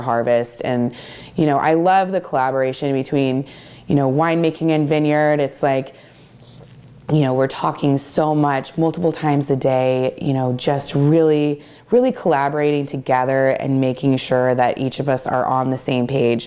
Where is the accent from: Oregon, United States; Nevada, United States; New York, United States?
Oregon, United States; Dufur; I grew up in Eastern Oregon